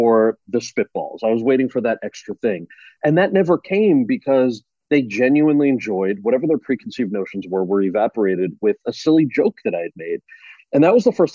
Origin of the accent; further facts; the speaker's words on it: central New Jersey, United States; The town that I grew up in New Jersey